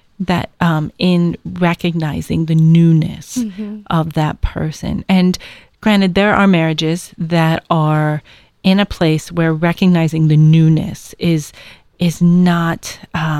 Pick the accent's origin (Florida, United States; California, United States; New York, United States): New York, United States; moved away; I was from New York